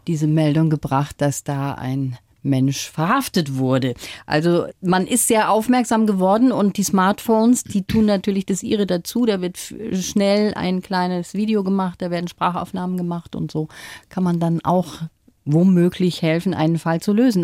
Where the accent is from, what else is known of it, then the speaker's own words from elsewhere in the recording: Ruhr area, North Rhine-Westphalia, Germany; ich bin im Ruhrgebiet auch groß geworden